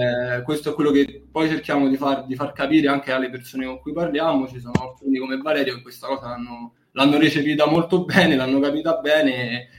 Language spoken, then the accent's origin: Italian; Bracciano, Lazio, Italy; Sono di Bracciano, che è un paesino a nord di Roma, facevo su e giù perché non, all'epoca non stavo in foresteria.